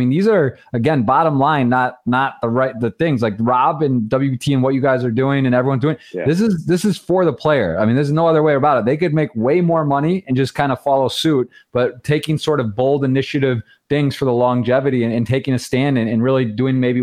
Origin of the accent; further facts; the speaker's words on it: Michigan, United States; I was born and raised in Michigan.